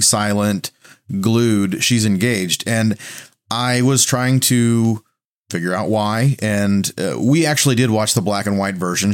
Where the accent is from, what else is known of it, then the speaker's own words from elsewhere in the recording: the Bible Belt, United States; I'm from the Bible Belt